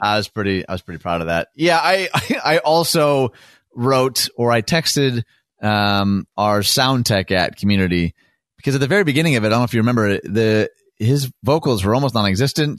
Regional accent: Detroit, Michigan, United States; now in Chicago, United States; I was from Detroit.

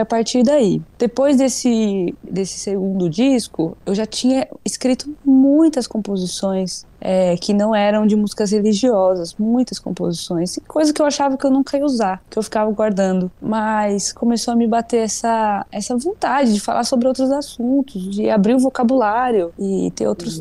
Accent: Presidente Prudente, São Paulo, Brazil; moved away as an adult; now in São Paulo, Brazil; eu sou de Presidente Prudente, interior

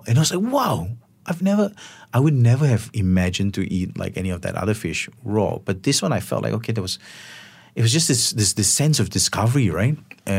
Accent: Selangor, Malaysia; I grew up in Sea Park, and there was always like a rambutan tree, or there was like a small cherry tree or a guava tree.

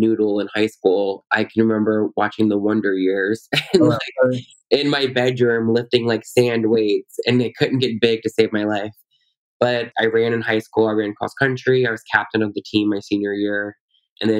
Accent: Louisiana, United States; now in Washington, D.C., United States; I'm from Louisiana

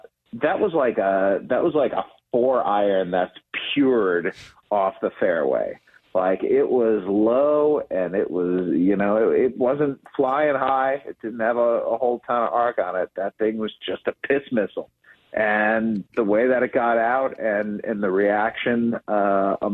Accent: Cleveland, Ohio, United States; I grew up in Cleveland

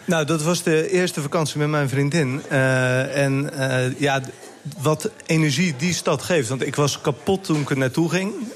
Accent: Westland, South Holland, Netherlands; ik kom uit het Westland, dus ehm, ik heb daar ook een restaurant gehad

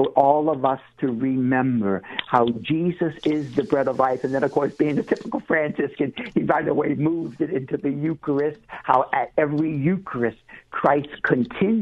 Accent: New Orleans, Louisiana, United States; I was born and raised in New Orleans

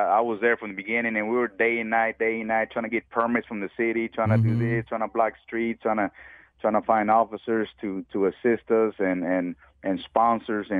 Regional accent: Dallas, Texas, United States; I grew up in Southeast Dallas. I grew up in Pleasant Grove.

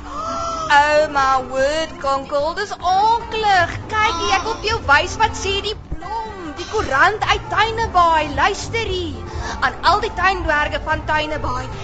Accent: Kimberley, Northern Cape, South Africa; moved away; also born or lived in Stellenbosch; ek kom van Kimberley af

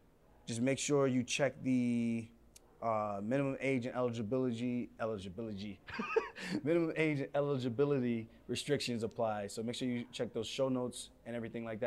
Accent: United States; I wasn't actually born in Jamaica. My parents were and my grandparents. So for everyone who keeps trying to say, but you're American. Yes, I'm American raised.

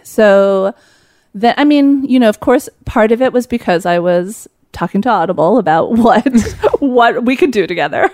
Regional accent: Los Angeles, California, United States; moved away as an adult; also born or lived in upstate New York; I was there from Los Angeles

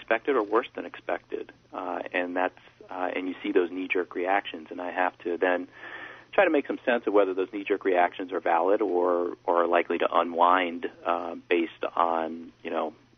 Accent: United States; being an American

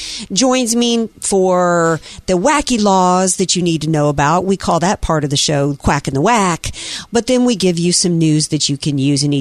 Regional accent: the South, United States; now in San Diego, United States; growing up in the South

